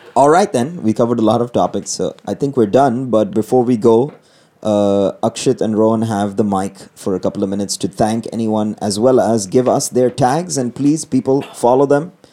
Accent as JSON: {"language": "English", "country": "Sri Lanka", "moved": "yes", "lives_now": "Dubai, United Arab Emirates", "said": "I don't know many other Sri Lankan comics"}